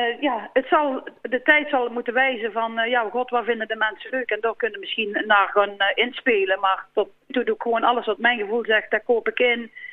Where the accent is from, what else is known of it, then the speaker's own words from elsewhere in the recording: Volkel, North Brabant, Netherlands; Ik kom eigenlijk eh, van Volkel